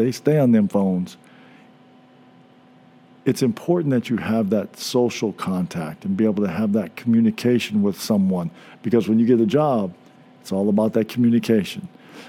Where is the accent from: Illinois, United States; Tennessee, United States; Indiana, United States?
Indiana, United States; Indianapolis; from Indianapolis.